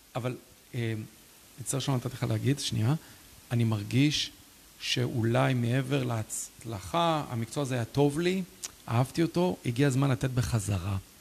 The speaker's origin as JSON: {"language": "Hebrew", "town": "Ra'anana", "region": "Central District", "country": "Israel", "tie": "born or raised there", "also_born_or_lived": "Canada / Lithuania", "moved": "yes", "said": "העיר הזאת, גדלנו בשיכון, אבל מאוד השפיעה עליי"}